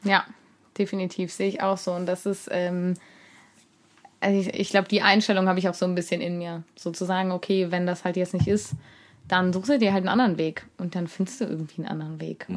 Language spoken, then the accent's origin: German; Cologne, North Rhine-Westphalia, Germany; ich komme aus Köln